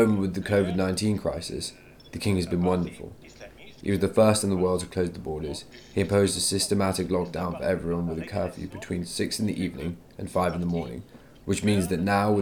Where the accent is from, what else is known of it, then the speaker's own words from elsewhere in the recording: Fez, Fès-Meknès, Morocco; now in France; I'm 100% urban, a city dweller. I was born in Fez, the city of cities. The Islam I grew up